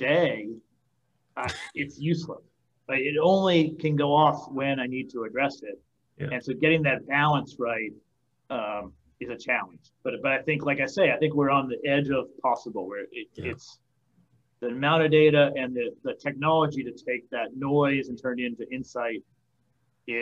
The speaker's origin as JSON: {"language": "English", "town": "Boston", "region": "Massachusetts", "country": "United States", "tie": "born or raised there", "moved": "yes", "lives_now": "Nashville, United States", "said": "I grew up in Boston and here in Tennessee."}